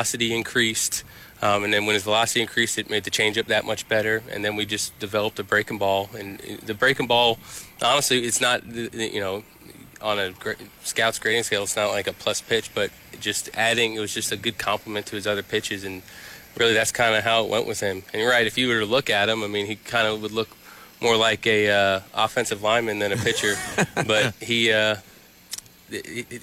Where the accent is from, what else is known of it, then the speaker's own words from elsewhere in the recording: New York, United States; I grew up right outside New York City